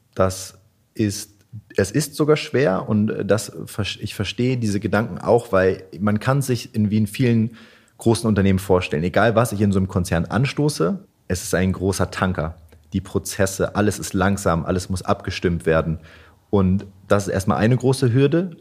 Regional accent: Wolfsburg, Lower Saxony, Germany; moved away as an adult; now in Hanover, Germany; Ich komme nicht direkt aus Hannover, sondern aus Wolfsburg

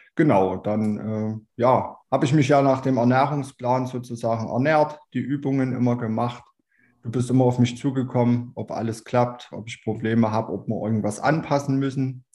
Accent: Chemnitz, Saxony, Germany; bin 32 Jahre alt, komme aus Chemnitz

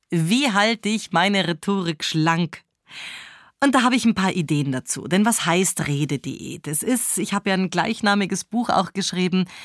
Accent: Switzerland; weil ich als Schweizerin Sätze oft mit oder beende.

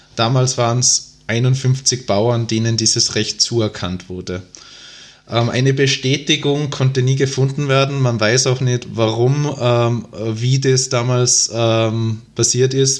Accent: Tyrol, Austria; accent: Tyrolean dialect; moved away as an adult; now in Vienna, Austria; dass ich ursprünglich aus Tirol stamme. Ähm, ich wohne zwar mittlerweile seit dreieinhalb Jahren in Wien, aber den Tiroler Dialekt, den verliert man, glaube ich, doch nicht.

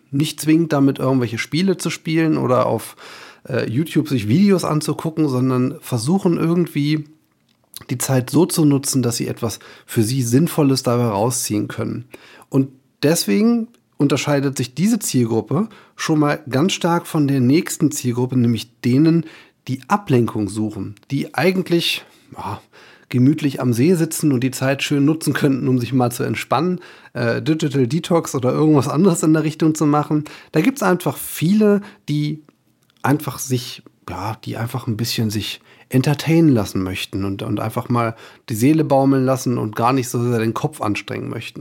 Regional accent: Germany; bei uns in Deutschland

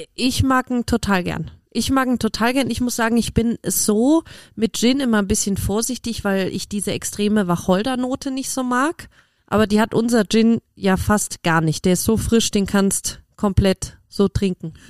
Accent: Cologne, North Rhine-Westphalia, Germany; als gebürtige Kölnerin

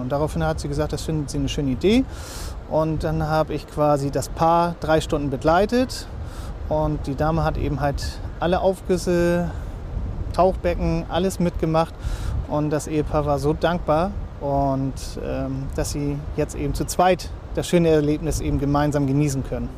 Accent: Lübeck, Schleswig-Holstein, Germany; moved away as an adult; now in Fehmarn, Germany; Ich bin gebürtiger Lübecker

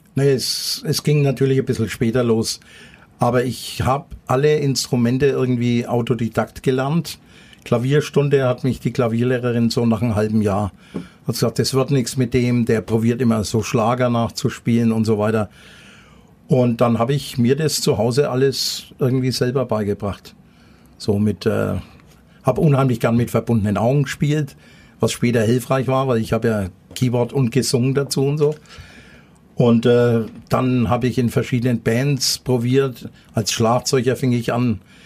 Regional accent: Nuremberg, Bavaria, Germany; also born or lived in Thuringia; ich bin äh, hinterm Nordklinikum aufgewachsen in der Flurstraße

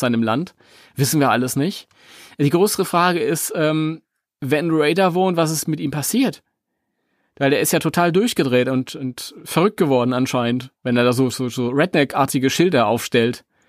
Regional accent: Germany; weil wir sind Deutsche

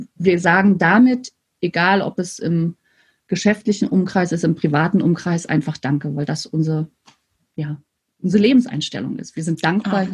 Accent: Mecklenburg-Vorpommern, Germany; bin sozusagen an der Ostsee groß geworden. Das heißt, ich habe wirklich meine Hausaufgaben früher am Strand gemacht. Und an der Ostsee heißt, äh, in der, zwischen Rostock und Stralsund

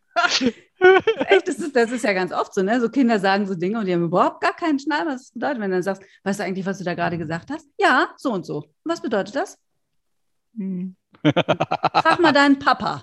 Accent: North Rhine-Westphalia, Germany; now in Berlin, Germany; da, wo ich herkomme, in Westfalen schon.

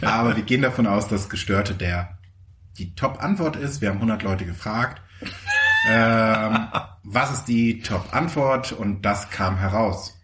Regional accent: Mecklenburg-Vorpommern, Germany; ich kam halt wirklich aus Mecklenburg-Vorpommern

